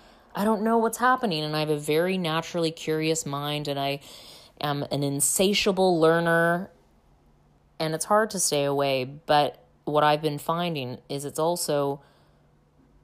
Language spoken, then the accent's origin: English; Canada; moved away as an adult; now in United States; I come from Canada.